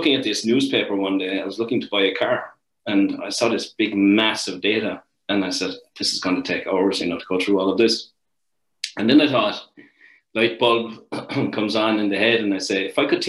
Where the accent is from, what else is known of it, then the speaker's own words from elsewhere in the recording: Ireland; moved away as an adult; now in Canada; I'm from a little place called Garryvaugh down the southern coast of Ireland, right smack in the middle of the south coast, a couple of minutes from the sea. So it was a great place to grow up.